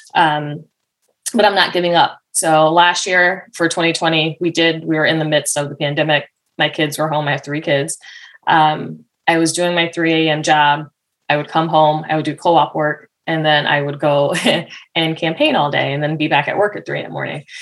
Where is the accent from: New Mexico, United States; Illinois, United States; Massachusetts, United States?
Massachusetts, United States; moved away as an adult; now in Warwick, United States; I'm from originally from Massachusetts